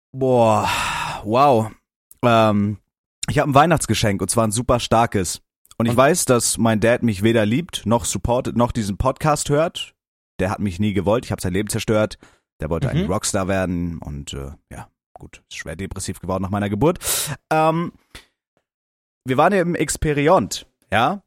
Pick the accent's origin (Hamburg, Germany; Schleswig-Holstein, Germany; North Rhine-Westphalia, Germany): Schleswig-Holstein, Germany; near Kiel; ich komme ja aus Schleswig-Holstein, so ja. Umgebung Kiel